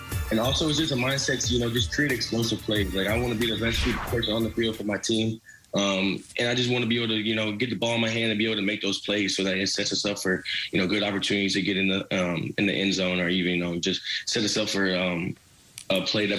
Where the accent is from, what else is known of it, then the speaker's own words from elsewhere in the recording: St. Louis, Missouri, United States; Steven Jackson was like my idol growing up in St. Louis.